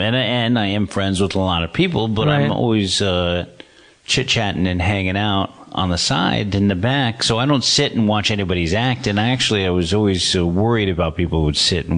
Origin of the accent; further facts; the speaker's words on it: San Francisco, California, United States; I grew up in San Francisco and then started doing stand-up in the city.